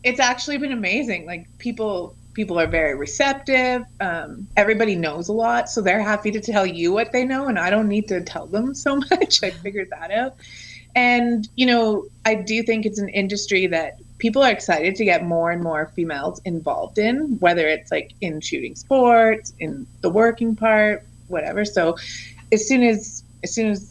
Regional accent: Canada; I'm from Canada

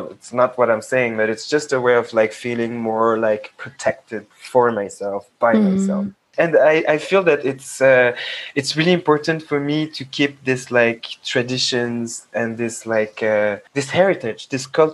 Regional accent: Paris, Île-de-France, France; being a young Black Senegalese, half Senegalese, half Togolese, growing up in France

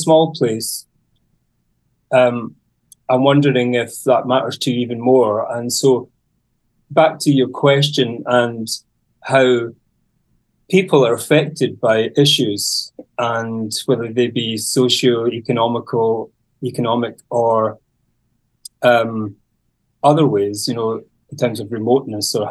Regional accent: Isle of Mull, Scotland, United Kingdom; I come from the Isle of Mull and the Hebrides. So it's just, that's a kind of a group of islands on the west coast of Scotland in the Atlantic.

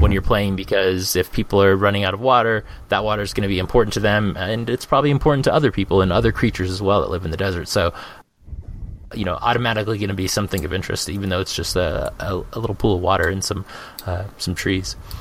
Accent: Phoenix, Arizona, United States; moved away; I'm from Phoenix. Um, I lived there for um, for 30 years

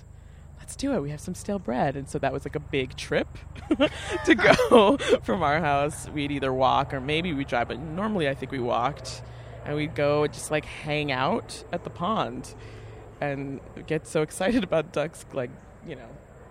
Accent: Port Washington, New York, United States; So I am from Port Washington, Long Island, which is a peninsula. So it's set very far away from the main highway. And it's kind of like cut off town.

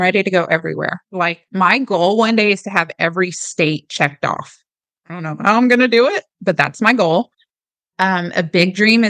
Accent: Germany; born there; And a lot of people don't know this, but I was born in Germany.

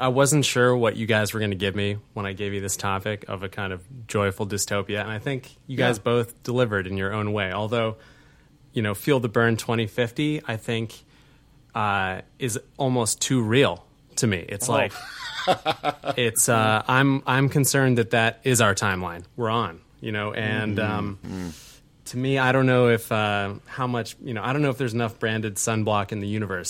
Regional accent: Vermont, United States; wow, another powerful move, because I'm from Vermont, you know.

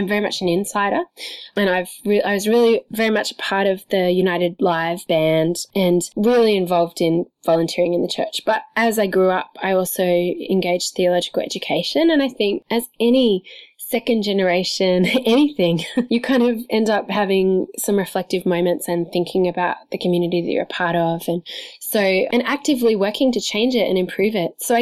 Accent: Sydney, New South Wales, Australia; I'm an Australian who grew up in Sydney

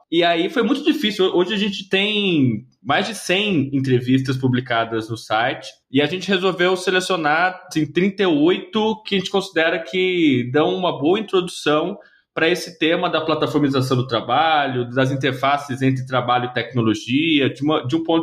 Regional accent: São Paulo, Brazil; Eu estava em São Paulo, sou de São Paulo, e construí uma newsletter chamada Digi Labor.

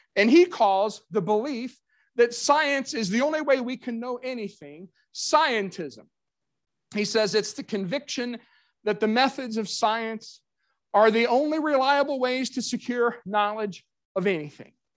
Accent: Kentucky, United States; my hometown of Kentucky

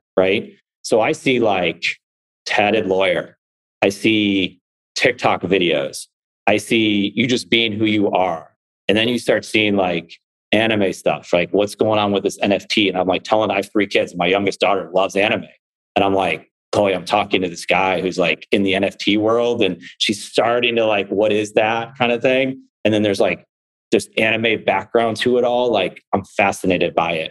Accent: Buffalo, New York, United States; I'm from Buffalo

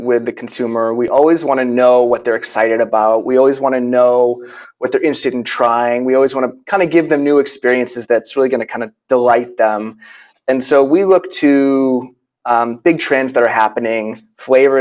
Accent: Boston, Massachusetts, United States; moved away as an adult; also born or lived in Santa Barbara, California; now in Oakland, United States; I grew up in New England in the Boston area.

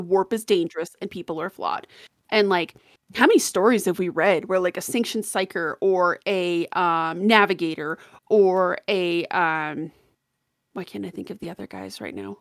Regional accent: Colorado, United States; I'm from Colorado

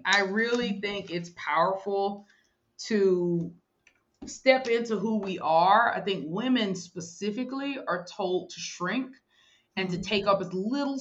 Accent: Mobile, Alabama, United States; born or raised there

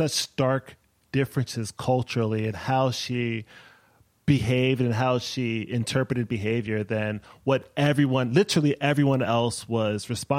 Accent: Maryland, United States; moved away as an adult; now in Brooklyn, United States; I grew up in Maryland, born in Brooklyn, moved back to Brooklyn in 2012.

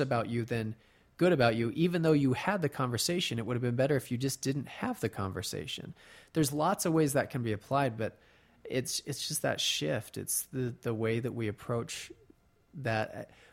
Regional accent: Colorado, United States; now in Utah, United States; I grew up in Colorado

